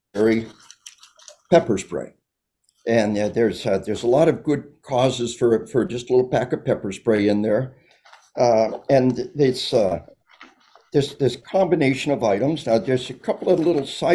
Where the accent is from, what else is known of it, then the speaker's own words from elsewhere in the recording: United States; I'm an American.